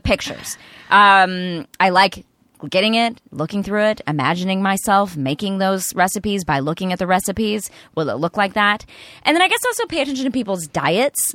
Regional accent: East Texas, United States; I grew up in East Texas

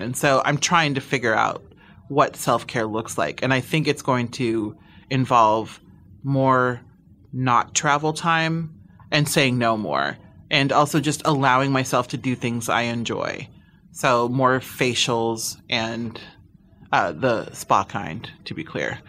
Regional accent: Midwest, United States; now in Los Angeles, United States; I'm from the Midwest. I born and raised

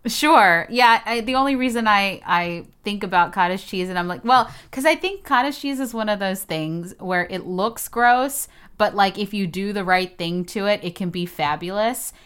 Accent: Texas, United States; moved away as an adult; also born or lived in Houston, Texas / New York; now in Los Angeles, United States; I'm from Texas

